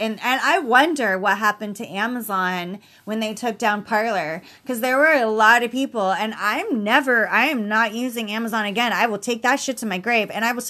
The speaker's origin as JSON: {"language": "English", "country": "United States", "said": "because I'm an American."}